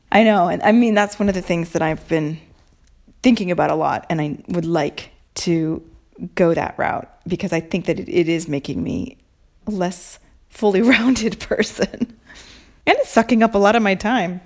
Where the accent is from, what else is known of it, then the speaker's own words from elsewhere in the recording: Mercer Island, Washington, United States; moved away as an adult; now in Italy; Island Books on Mercer Island, Washington, my hometown bookstore